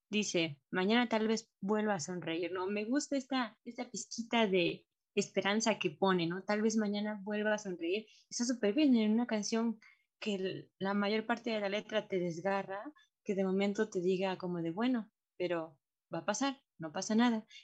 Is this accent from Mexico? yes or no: yes; Mexico; como mexicano, yo también podría decir que es un poco más latino